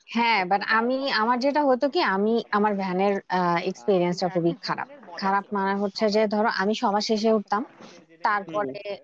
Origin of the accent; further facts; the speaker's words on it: Dhaka, Dhaka Division, Bangladesh; আমি ওরকম একটা জায়গায় ছিলাম এবং আমি ওই জায়গায় এখনো আছি ঢাকার থেকে